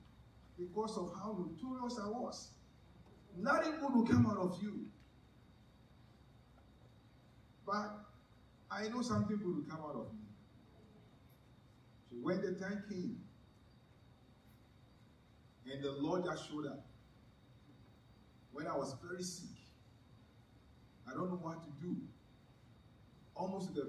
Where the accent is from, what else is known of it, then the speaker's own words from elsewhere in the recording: Ghana; also born or lived in Ho, Ghana; my hometown